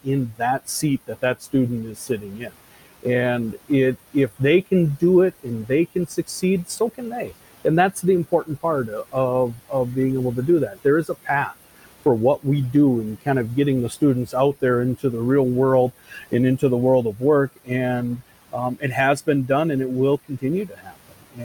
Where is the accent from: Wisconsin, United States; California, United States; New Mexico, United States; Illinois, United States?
Wisconsin, United States; moved away; I was born and raised in Wisconsin